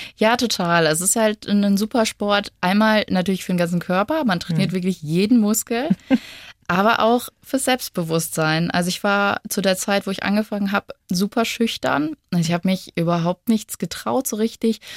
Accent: Lemgo, North Rhine-Westphalia, Germany; now in Munich, Germany; ich bin ja ursprünglich aus NRW, aus Lemgo.

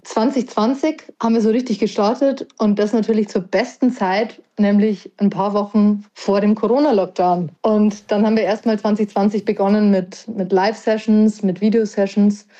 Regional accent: Parkstein, Bavaria, Germany; also born or lived in Erding; now in Regensburg, Germany; Ich bin groß geworden in der Nähe von Weiden, ja. in einem kleinen Örtchen namens Parkstein

